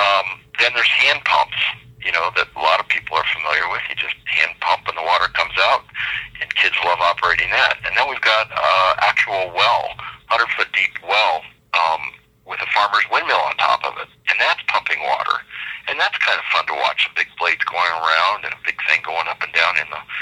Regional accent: Denver, Colorado, United States; I grew up in Denver, Colorado proper

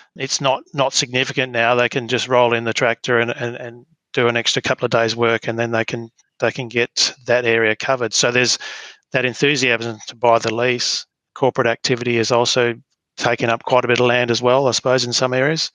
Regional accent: Mount Barker, Western Australia, Australia; now in Albany, Australia; grew up uh, on a farm west of west of um, Mount Barker

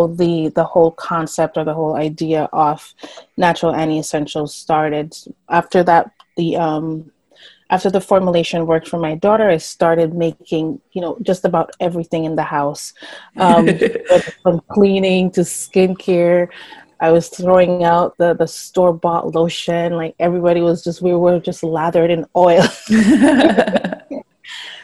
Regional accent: Jamaica; moved away; I am from Jamaica. I grew up with my grandparents there.

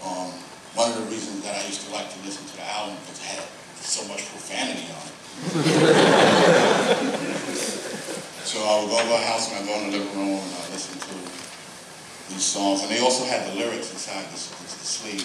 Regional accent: New York City, New York, United States; also born or lived in Brooklyn / Bronx / Queens / Staten Island; I hail from Staten Island. We call that Shaolin Wu-Tang. But some of y'all may not know I'm a Brooklynite. You know, born in Brooklyn. But by the time I moved to Staten Island or Shaolin at the age of 10, I had already lived in the Bronx, Crown Heights, Jamaica, Queens, Bushwick

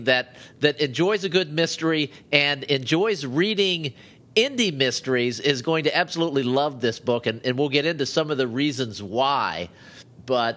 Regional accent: Ohio, United States; I grew up in Ohio

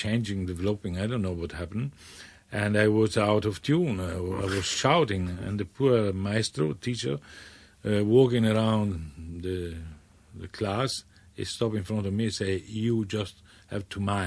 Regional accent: Bassano del Grappa, Veneto, Italy; English is a second language; moved away; Bassano del Grappa, yes. It's a lovely, romantic, medieval town with a beautiful river and a marvelous mountain all around. Mm-hmm. And the Grappa is the mountain number one, very historical, and that's give the name to my hometown.

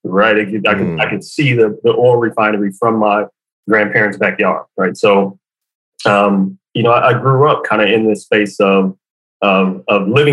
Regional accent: Detroit, Michigan, United States; from Detroit, right? Born and raised on the playground is where I spent most of my days

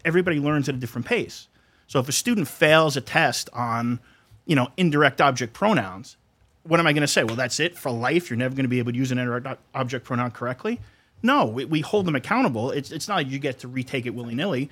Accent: Brooklyn, New York, United States; also born or lived in Long Island; I grew up in Brooklyn, Long Island

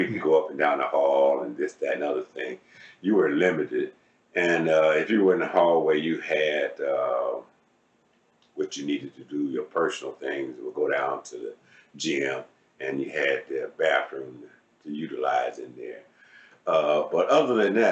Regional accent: Cleveland, Ohio, United States; I'm from Cleveland, Ohio, born and raised.

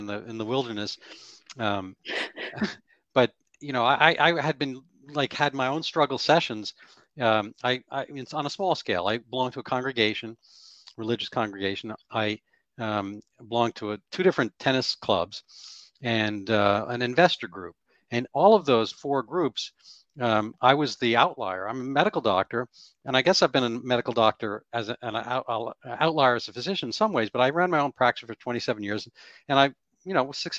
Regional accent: New York City, New York, United States; moved away as an adult; now in Boston, United States; I grew up in the Bronx. I live in Boston. I've been here for 40 years

